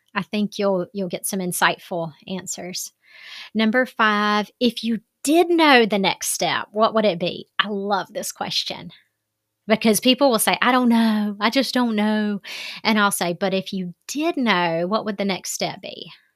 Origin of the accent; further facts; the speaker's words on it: Southern, United States; accent: Southern; my Southern accent